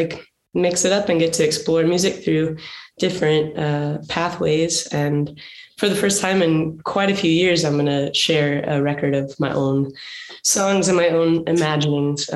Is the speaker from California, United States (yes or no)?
no; Dallas, Texas, United States; also born or lived in Los Angeles area; now in Los Angeles, United States; So I grew up in Texas. I'm from like the Dallas area, and I live outside of LA now